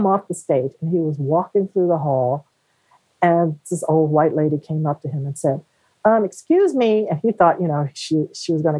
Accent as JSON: {"language": "English", "country": "United States", "said": "being American"}